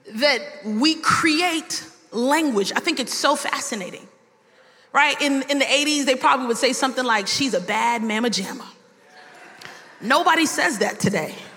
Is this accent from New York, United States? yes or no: yes; New York City, New York, United States; now in Miami, United States; I was born in Brooklyn, New York, and I might have some terms that you might not understand. We'll say some things in New York like, it's mad brick.